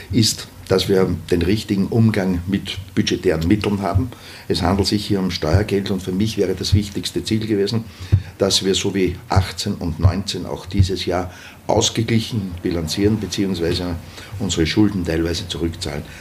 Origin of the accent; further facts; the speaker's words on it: Traun, Upper Austria, Austria; Naja, ich bin in Traun Vizebürgermeister und daher möchte ich auch in Traun dann Bürgermeister sein. Das ist meine Heimatgemeinde